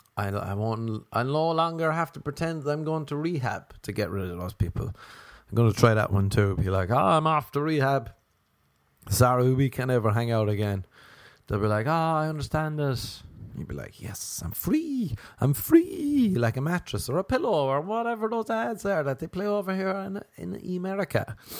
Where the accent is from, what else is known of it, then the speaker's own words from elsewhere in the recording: Ireland; now in Los Angeles, United States; Growing up in the wee, the wee land of Ireland.